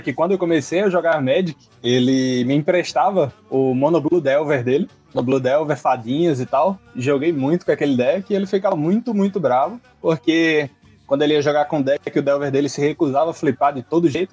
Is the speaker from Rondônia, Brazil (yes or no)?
no; Natal, Rio Grande do Norte, Brazil; Sou de Natal, Rio Grande do Norte